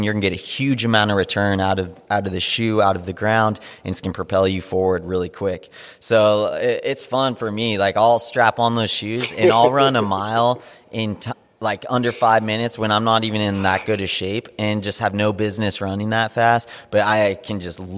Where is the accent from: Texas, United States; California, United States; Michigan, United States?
California, United States; Big Bear Lake; I grew up in Big Bear Lake, which is a tiny little mountain town in Southern California